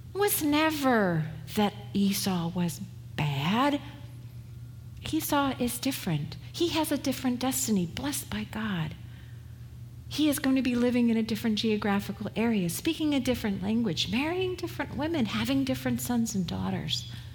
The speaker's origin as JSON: {"language": "English", "region": "West Coast", "country": "United States", "moved": "yes", "said": "I was from the West Coast"}